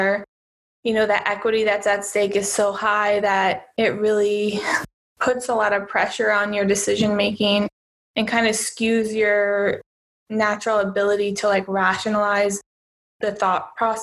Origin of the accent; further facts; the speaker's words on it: United States; moved away as an adult; now in Cyprus; I'm originally from the United States